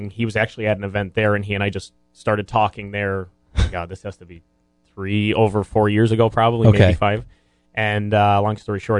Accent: Scranton, Pennsylvania, United States; also born or lived in Jessup, Pennsylvania / Philadelphia; I grew up in Scranton

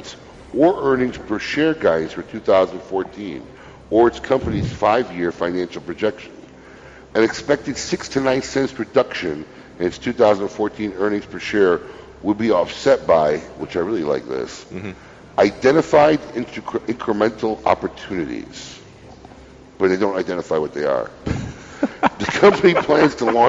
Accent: Illinois, United States; now in Florida, United States; I grew up in the Midwest

